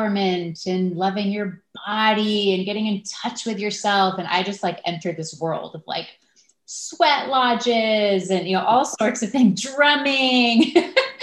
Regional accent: Los Angeles, California, United States; moved away as an adult; also born or lived in Santa Barbara; now in San Francisco, United States; I grew up in Los Angeles, so I have not been too far from San Francisco

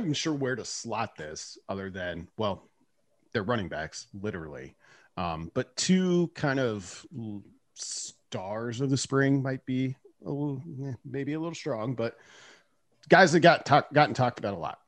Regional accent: Nebraska, United States; I'm also from Nebraska

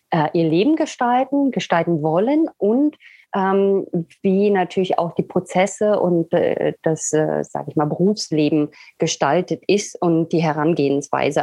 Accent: Berlin, Germany; moved away as an adult; also born or lived in England / Sweden; now in Italy; ich komme aus Berlin ursprünglich, äh, habe aber dann zehn Jahre in England gelebt, dann in Schweden und momentan befinde ich mich in Italien

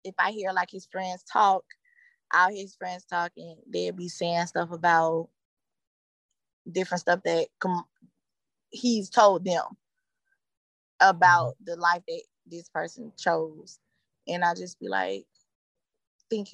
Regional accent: Atlanta, Georgia, United States; also born or lived in Stone Mountain, Georgia; I was raised in Summer Hills. It was the projects

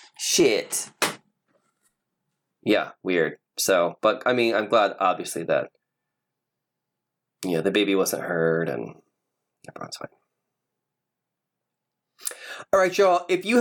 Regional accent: Midwest, United States; moved away; I grew up in the Midwest, where you didn't even have to be rich specifically to have land.

